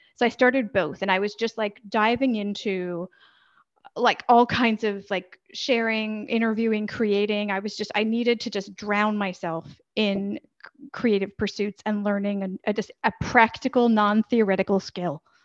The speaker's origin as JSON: {"language": "English", "country": "United States", "moved": "as an adult", "lives_now": "Valencia, Spain", "said": "I'm an American who's lived overseas for the better part of 20 years."}